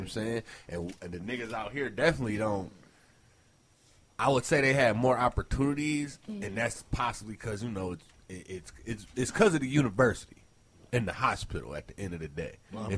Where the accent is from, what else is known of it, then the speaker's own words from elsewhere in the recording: Ann Arbor, Michigan, United States; growing up in Ann Arbor was like when I was first born, we stayed with my grandma and them on the west side, right across from North Maple.